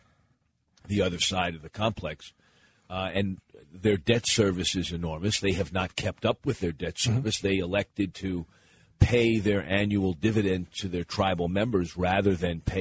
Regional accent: Pennsylvania, United States; moved away; I was born in Pennsylvania and then returned there after I started my career as a community organizer

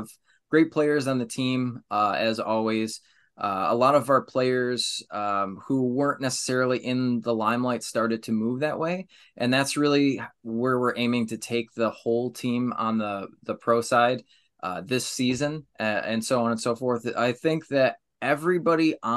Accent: New York, United States; I'm from New York

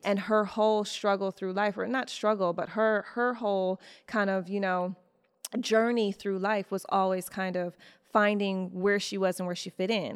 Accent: Detroit, Michigan, United States; I'm from Detroit.

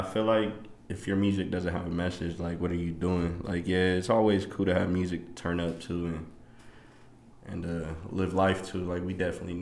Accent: Salt Lake City, Utah, United States; also born or lived in Idaho; I grew up homeless in Salt Lake City, Utah.

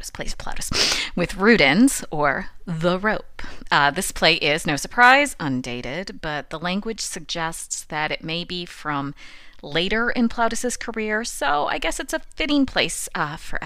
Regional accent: United States; also born or lived in Rome; as an American

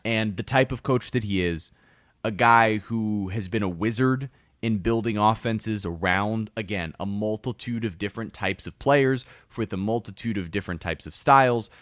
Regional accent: South Florida, United States; I grew up in South Florida

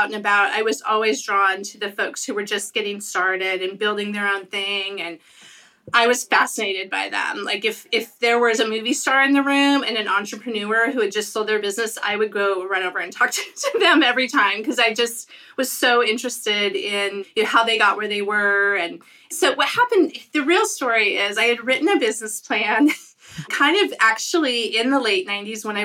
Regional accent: Billings, Montana, United States; also born or lived in Seattle; now in Portland, United States; I grew up in Billings, Montana

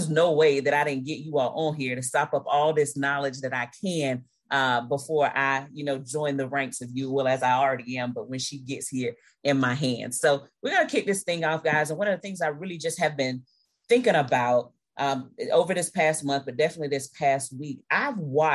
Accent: Tallahassee, Florida, United States; right here in my hometown, Tallahassee, Florida

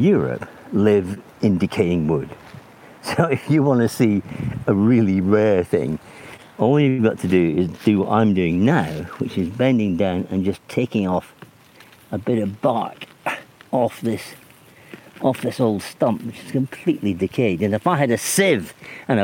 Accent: Scotland, United Kingdom; moved away; also born or lived in Oxfordshire; as a boy growing up in Scotland

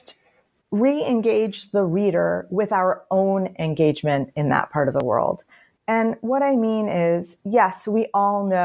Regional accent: United States; I'm an American? My country is actually at war

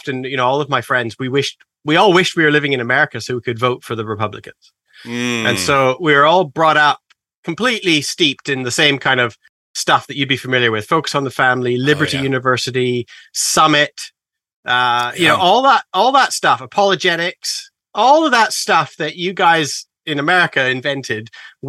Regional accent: Canada; moved away as an adult; now in England; But I'm actually originally Canadian. I grew up in a very conservative area of Canada. You know, Canadians, we have a Bible Belt

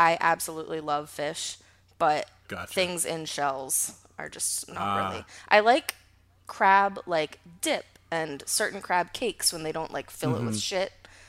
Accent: Rockville, Maryland, United States; I grew up outside of DC with my mom. It was just me and my mom in Rockville, Maryland. It's probably like 20 minutes outside of DC.

